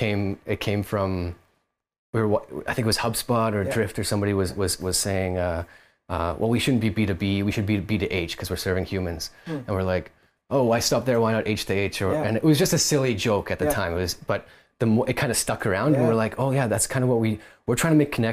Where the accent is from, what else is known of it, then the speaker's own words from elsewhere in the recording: Kelowna, British Columbia, Canada; now in Vancouver, Canada; Us, the three of us founders, Isaac, Corey, and myself, we're all from Kelowna originally, it was just where we were living at the time